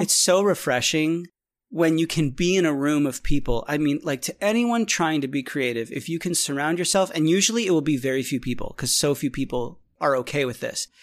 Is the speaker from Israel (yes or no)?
yes; Israel; moved away; also born or lived in Boston; I was born in Israel